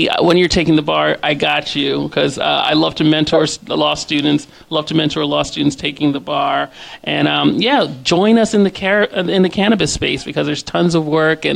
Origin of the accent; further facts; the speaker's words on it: United States; also born or lived in Jamaica; I'm a Jamaican American. I was born here, but my parents are Jamaican